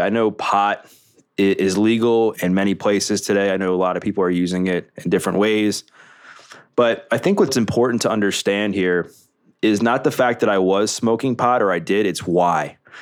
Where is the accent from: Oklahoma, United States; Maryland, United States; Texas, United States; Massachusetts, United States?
Maryland, United States; Baltimore; Growing up in Baltimore, the Greater Baltimore area in Maryland